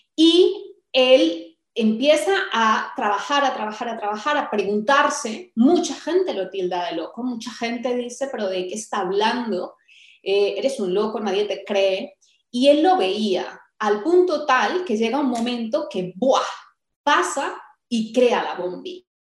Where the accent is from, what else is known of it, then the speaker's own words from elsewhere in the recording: Colombia; moved away as an adult; yo soy colombiana